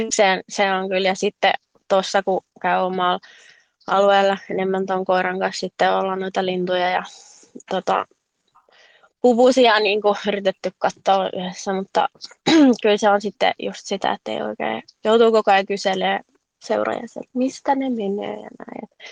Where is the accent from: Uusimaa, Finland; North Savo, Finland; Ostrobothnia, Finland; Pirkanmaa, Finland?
Uusimaa, Finland; Helsinki; now in Jokioinen, Finland; mä oon alun perin kotoisin Helsingistä, mutta nykyään asun Jokioisilla